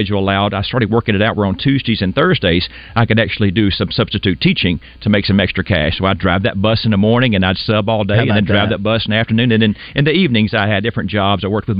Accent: Monticello, Arkansas, United States; I was born in Monticello down in South Arkansas. I graduated from Monticello High School back in 1987

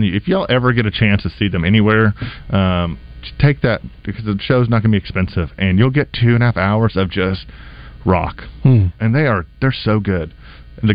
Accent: Little Rock, Arkansas, United States; we're from Little Rock

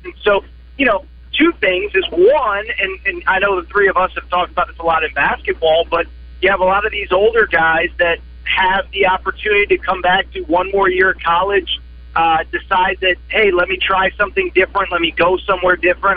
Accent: Connecticut, United States; moved away; I'm from Connecticut. I'm from the East Coast.

